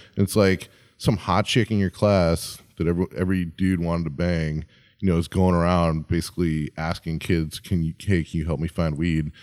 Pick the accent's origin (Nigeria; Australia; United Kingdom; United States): United States; Chicago, Illinois; moved away; my hometown, Chicago